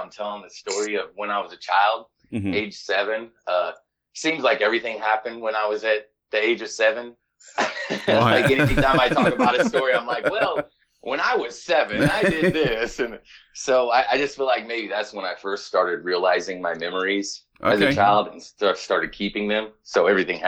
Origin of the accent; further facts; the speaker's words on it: Illinois, United States; So I'm from Illinois